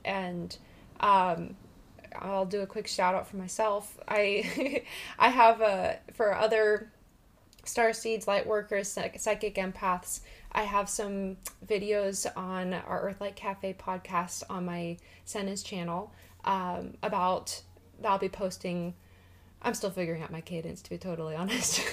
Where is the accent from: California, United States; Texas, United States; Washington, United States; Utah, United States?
Washington, United States; I am born and raised in Washington